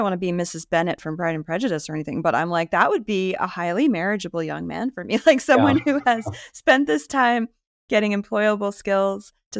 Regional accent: New England, United States; I'm from New England

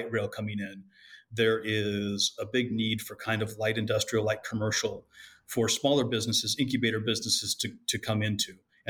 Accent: Ahtanum, Washington, United States; born or raised there; also born or lived in Gig Harbor, Washington; now in Carnation, United States

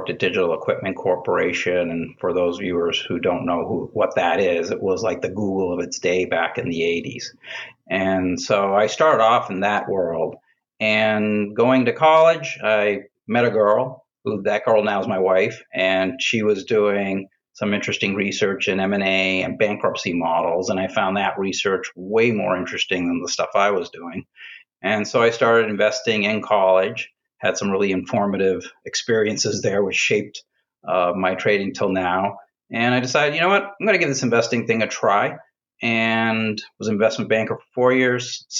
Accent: Boston, Massachusetts, United States; moved away; I grew up in Boston, in and around Boston

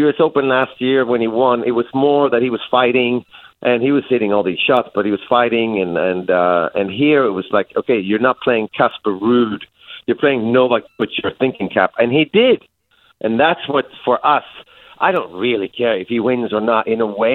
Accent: Sweden; I'm back home in my home country in Sweden to visit some family.

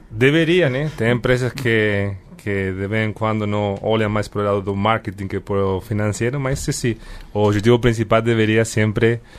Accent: Granada, Andalusia, Spain; Ah, eu sou espanhol.

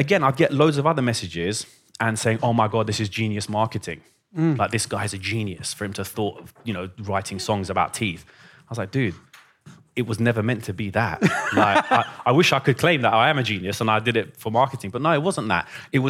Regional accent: Iran; born there; So I was born in Iran and music was a massive part of my life.

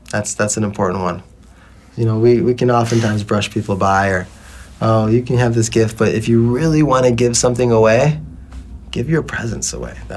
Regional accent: Detroit, Michigan, United States; now in Bali, Indonesia; You know, I grew up in Detroit

